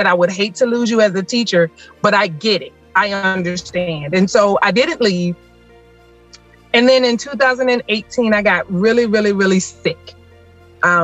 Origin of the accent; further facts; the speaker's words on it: Smithfield, Virginia, United States; now in Williamsburg, United States; I am originally from Smithfield, Virginia, but now I live in Williamsburg.